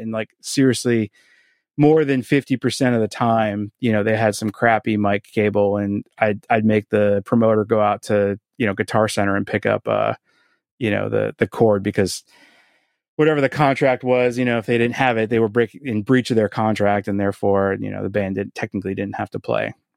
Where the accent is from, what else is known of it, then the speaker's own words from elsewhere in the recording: Boston, Massachusetts, United States; also born or lived in Quincy; I was born in Boston and, uh, grew up in South Boston and went to high school in Quincy